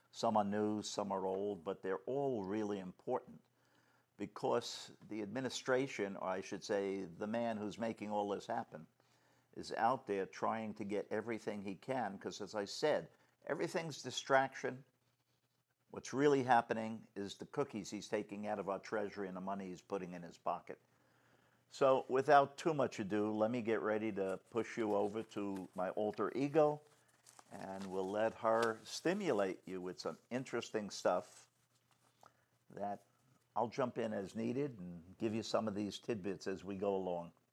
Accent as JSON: {"language": "English", "region": "New York", "country": "United States", "tie": "born or raised there", "said": "growing up in New York"}